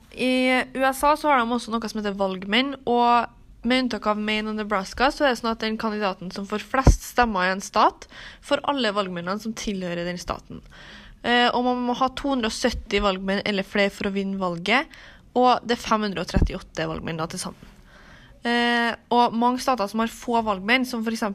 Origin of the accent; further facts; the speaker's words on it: Trøndelag, Norway; vi kommer fra Trøndelag